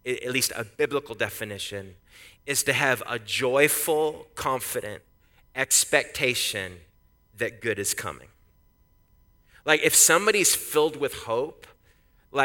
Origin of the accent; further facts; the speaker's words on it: Canada; now in United States; I'm Canadian